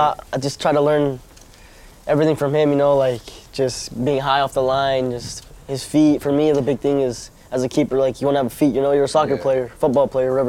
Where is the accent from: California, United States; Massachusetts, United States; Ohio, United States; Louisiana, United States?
California, United States; Torrance; moved away as an adult; now in Monterrey, Mexico; born and raised in Torrance, California.